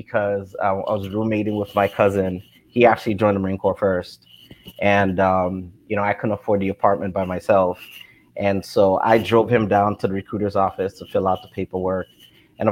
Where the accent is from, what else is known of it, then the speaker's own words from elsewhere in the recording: Haiti; now in United States; I was originally born from Haiti, and we came here in 86.